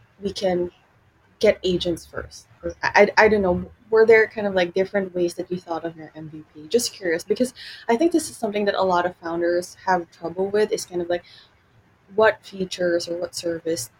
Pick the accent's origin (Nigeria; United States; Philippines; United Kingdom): Philippines; moved away; I am from the Philippines